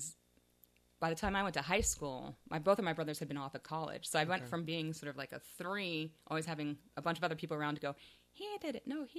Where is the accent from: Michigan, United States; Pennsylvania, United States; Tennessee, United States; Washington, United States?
Pennsylvania, United States; Pittsburgh; I am, actually. I grew up in Squirrel Hill.